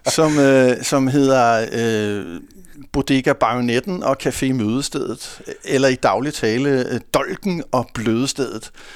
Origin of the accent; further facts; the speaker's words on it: Hundested, Capital Region of Denmark, Denmark; accent: Hundested dialect; now in Copenhagen, Denmark; jeg har øh, trådt mine barnesko i, øh, i Hundested, som jo ligger helt op i enden af Nordsjælland